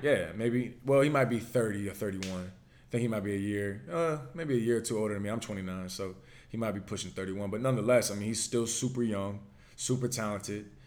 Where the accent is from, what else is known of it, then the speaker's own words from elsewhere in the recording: Virginia, United States; accent: Virginia; I'm from Virginia